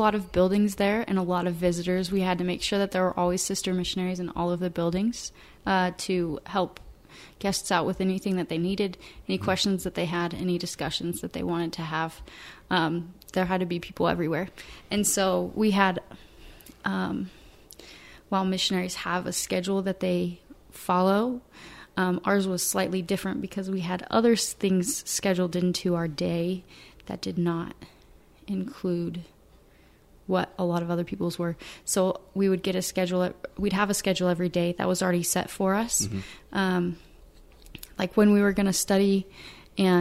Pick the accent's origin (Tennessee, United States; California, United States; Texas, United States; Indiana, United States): Indiana, United States; Fishers; moved away as an adult; also born or lived in Rexburg, Idaho; I grew up in Fishers. I've stayed in Fishers